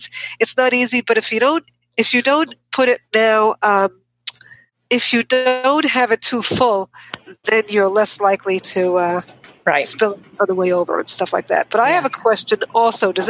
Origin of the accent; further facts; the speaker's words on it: New York, United States; now in Olympia, United States; I lived, grew up in New York, even though I live in Olympia right now. But uh, I grew up in New York